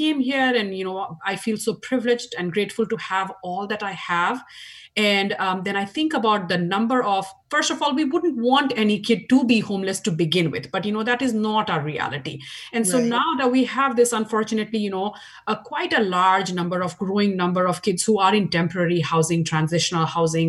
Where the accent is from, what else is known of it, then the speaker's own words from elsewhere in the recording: India; moved away as an adult; now in Washington, United States; as you can tell from my accent, I grew up in India. 20 years of my life was spent in India